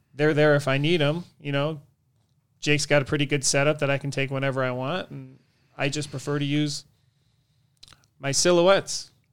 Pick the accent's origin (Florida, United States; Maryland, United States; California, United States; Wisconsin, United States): Wisconsin, United States; Horicon Marsh; I grew up on the Horicon Marsh in Wisconsin